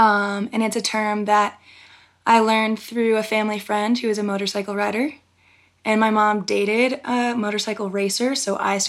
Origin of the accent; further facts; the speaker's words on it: East Coast, United States; moved away as an adult; now in Jackson, United States; I'm from the East.